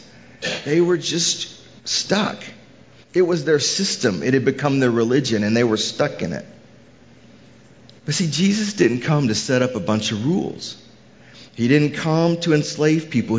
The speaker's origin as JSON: {"language": "English", "town": "Houston", "region": "Texas", "country": "United States", "moved": "yes", "said": "I'm from Houston originally"}